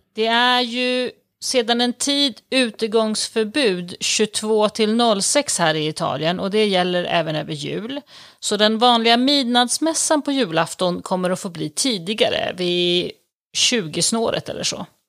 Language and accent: Swedish; Sweden; now in Italy; som prästbarn ute på landet norr om Stockholm så växte jag